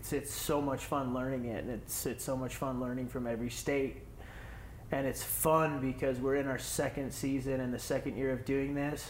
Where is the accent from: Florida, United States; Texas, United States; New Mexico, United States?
Texas, United States; I'm from Texas, and I'm going to go up to Massachusetts and hunt sea ducks, and he's coming down here, and he wants to shoot cranes.